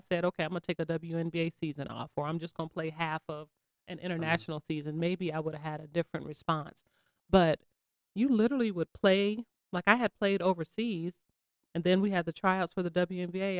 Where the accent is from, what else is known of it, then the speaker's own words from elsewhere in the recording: Charleston, South Carolina, United States; also born or lived in Bronx, New York; I was born in the Bronx, but I claim South Carolina